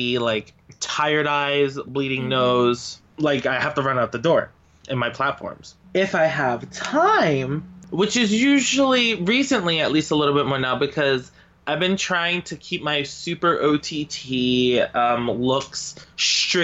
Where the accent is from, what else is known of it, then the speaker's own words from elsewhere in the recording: New Jersey, United States; I come from New Jersey